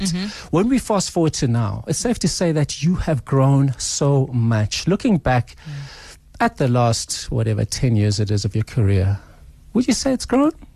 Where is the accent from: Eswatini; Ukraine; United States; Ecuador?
Eswatini; first language Swati; now in Johannesburg, South Africa; I grew up in Swaziland